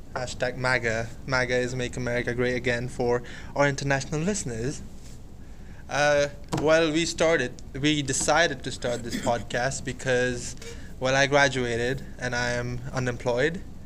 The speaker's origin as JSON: {"language": "English", "country": "India", "said": "I am from India"}